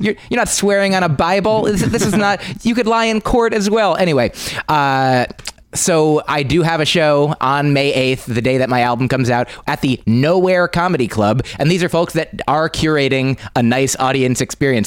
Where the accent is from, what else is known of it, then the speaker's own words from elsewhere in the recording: New Jersey, United States; now in New York City, United States; I'm from New Jersey